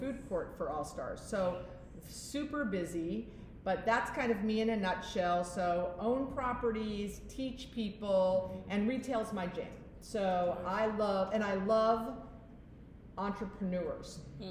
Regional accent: Fort Lauderdale, Florida, United States; I'm from Fort Lauderdale.

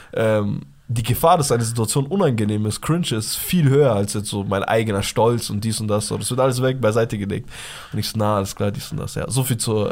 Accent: Bavaria, Germany; Bei uns in Bayern

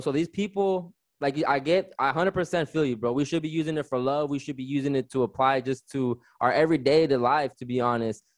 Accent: Riverside, California, United States; also born or lived in Victorville, California; I'm just a kid growing up in Southern California, lived in Riverside, California my whole life

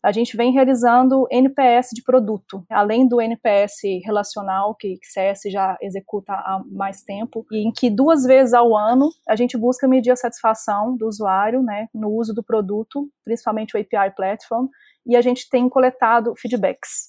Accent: Minas Gerais, Brazil; Eu sou mineira, formada em psicologia

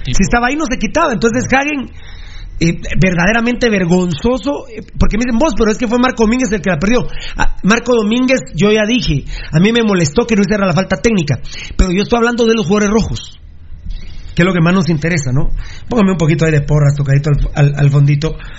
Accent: Guatemala; somos afortunados los chapines

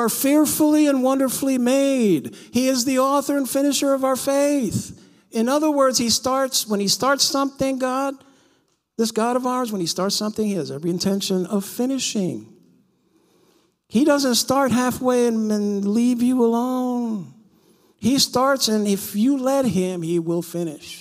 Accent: New York City, New York, United States; Growing up in New York

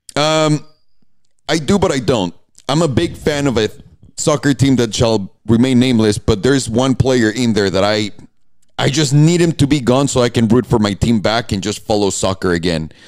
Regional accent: Mexico; In the middle of Mexico, and I'm like, I'm from here.

